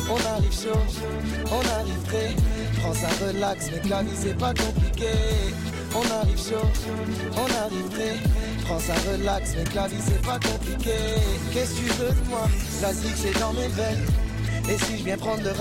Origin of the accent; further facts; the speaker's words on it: Algeria; also born or lived in Montreal; now in Ottawa, Canada; ouais voilà, ben je... ouais, c'est ça, je suis né en Algérie, je viens d'Algérie, ensuite on est venu ici, et voilà, c'est ça, depuis